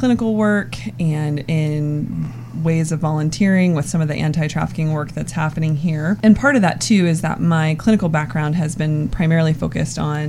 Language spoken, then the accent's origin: English; Columbus, Ohio, United States; moved away as an adult; also born or lived in San Diego; I was born and raised here in Columbus, Ohio